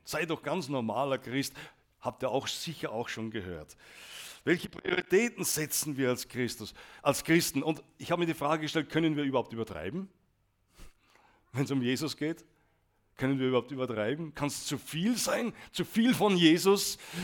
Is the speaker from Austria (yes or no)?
yes; Austria; als Österreicher